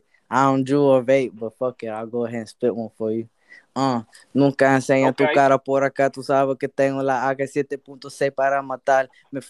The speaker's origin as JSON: {"language": "English", "town": "Miami", "region": "Florida", "country": "United States", "also_born_or_lived": "Puerto Rico", "moved": "yes", "lives_now": "Myrtle Beach, United States", "said": "I'm from Miami, Florida, but I made myself and I found myself in Myrtle Beach, South Carolina, 843."}